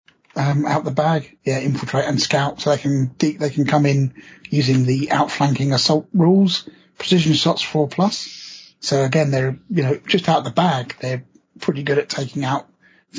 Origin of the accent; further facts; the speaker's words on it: England, United Kingdom; I'm English